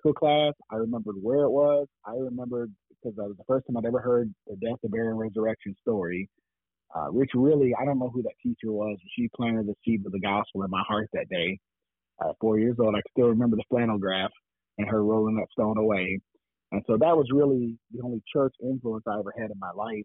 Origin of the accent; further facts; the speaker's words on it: Gary, Indiana, United States; moved away; also born or lived in Milwaukee, Wisconsin / Texas; I grew up in Gary, Indiana